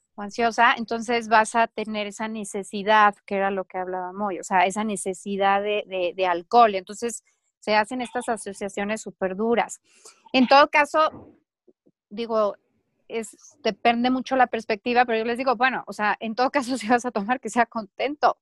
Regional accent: Mexico

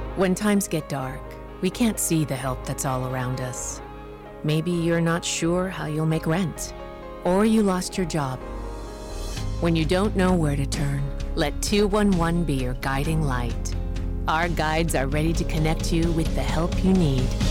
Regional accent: Wisconsin, United States; moved away; I grew up in Wisconsin, and my school had wrestling in high school

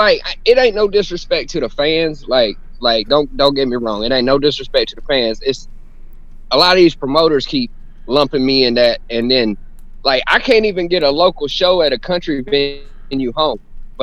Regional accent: Darlington, South Carolina, United States; I grew up in Darlington, South Carolina

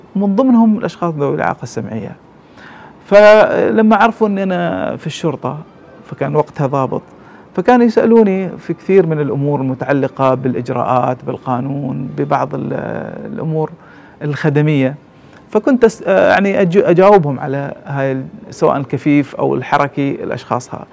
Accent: Oman; عندنا في عمان

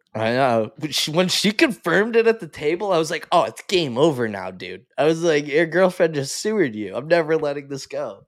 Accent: Canada; as a Canadian, like, I'm a very proud Canadian

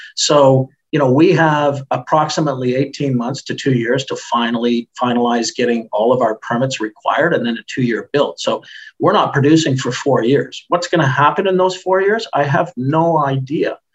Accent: Canada; I'm Canadian.

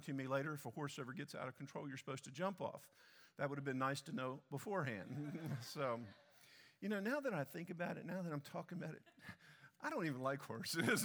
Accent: Delaware, United States; now in Texas, United States; I grew up in Delaware and just south of Delaware

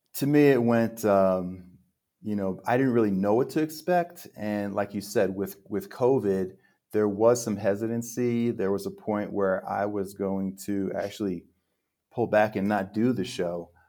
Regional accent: central New Jersey, United States; moved away as an adult; also born or lived in Manhattan, New York City / Queens, New York City / New York metropolitan area / Park City, Utah; now in Mexico; born in Manhattan, I was raised in Queens, so I was about five, and then we moved to central New Jersey. So we moved to a real suburban area there

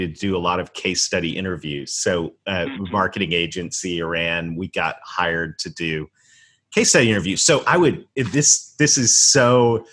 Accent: Canada; I was raised in Canada

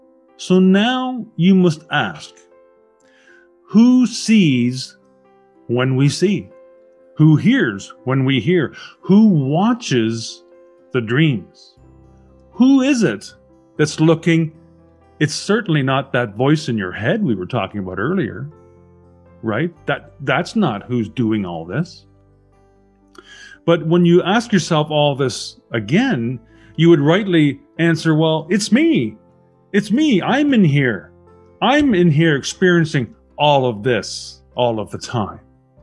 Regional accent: Burnaby, British Columbia, Canada; also born or lived in Vancouver; I was born in 1965 in Vancouver. I lived in Burnaby with my parents until I was 19, and then I went to the University of British Columbia

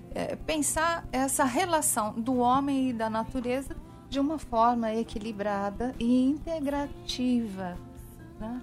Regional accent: São Paulo, Brazil; now in Paraíba, Brazil; eu sou uma paulistana

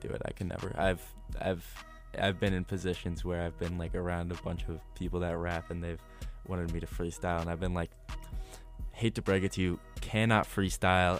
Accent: Ohio, United States; I'm from Ohio, so we wanted to just stay in state

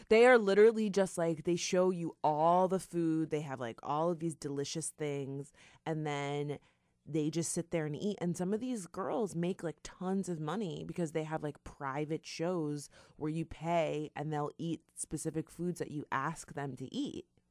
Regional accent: South Florida, United States; we're from South Florida

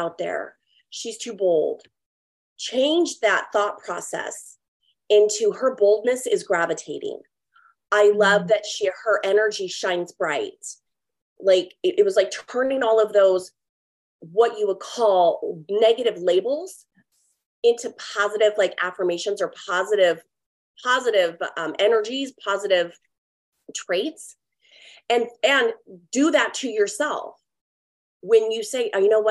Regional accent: California, United States; moved away as an adult; also born or lived in Oregon; now in Texas, United States; I was born and raised in California, lived there for 38 years

